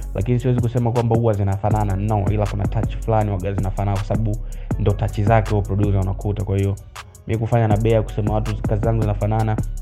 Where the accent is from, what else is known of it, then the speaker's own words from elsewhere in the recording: Kahama, Shinyanga, Tanzania; now in Dar es Salaam, Tanzania; sehemu ambayo mimi natoka ni Kahama Nyasubi